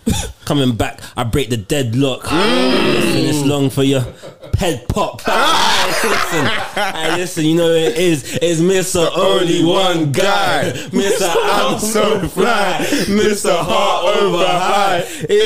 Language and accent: English; Cameroon; No, I'm actually just from one country, so.